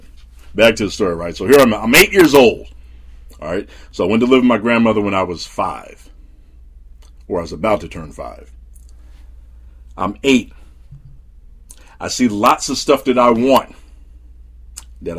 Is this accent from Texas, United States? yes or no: no; New Jersey, United States; when I was a kid growing up in Jersey